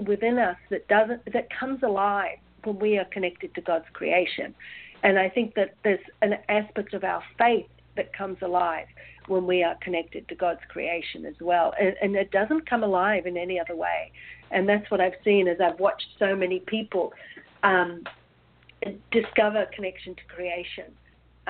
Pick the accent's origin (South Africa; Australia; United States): Australia; moved away as an adult; also born or lived in New Zealand; growing up in Australia